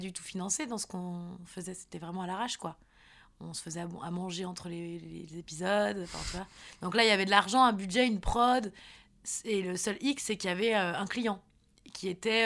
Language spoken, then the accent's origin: French; Nantes, Pays de la Loire, France; je suis de Nantes.